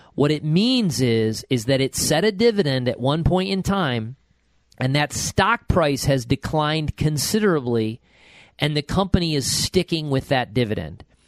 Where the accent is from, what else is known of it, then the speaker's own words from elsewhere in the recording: Buffalo Rochester area, New York, United States; accent: Western New York; I'm from the Buffalo Rochester area